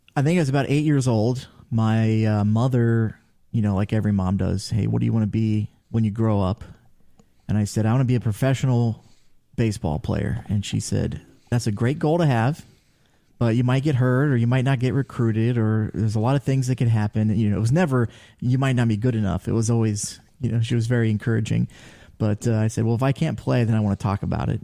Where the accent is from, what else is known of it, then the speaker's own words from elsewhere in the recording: Ashville, Ohio, United States; I am from Asheville, Ohio, so, uh, about thirty minutes directly north from Chillicothe, uh, just north of Circleville. Um, went to Taze Valley High School